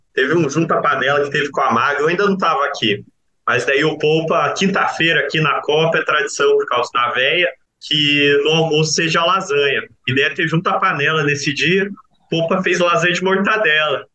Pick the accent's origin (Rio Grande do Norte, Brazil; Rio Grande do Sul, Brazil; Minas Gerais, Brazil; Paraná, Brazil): Paraná, Brazil; Curitiba; moved away as an adult; now in Piracicaba, Brazil; Eu sou lá de Curitiba.